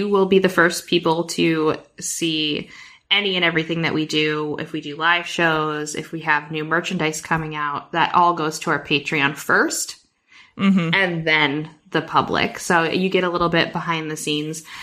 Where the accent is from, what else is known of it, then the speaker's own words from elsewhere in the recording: Elgin, Illinois, United States; I got to go to the one that's in my hometown.